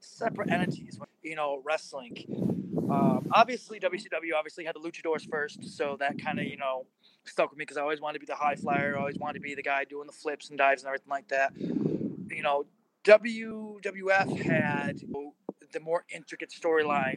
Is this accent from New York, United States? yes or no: yes; Syracuse, New York, United States; I'm from Syracuse, New York